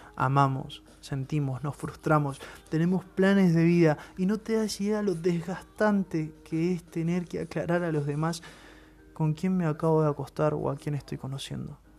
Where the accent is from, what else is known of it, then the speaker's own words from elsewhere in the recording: Buenos Aires, Argentina; Soy de Buenos Aires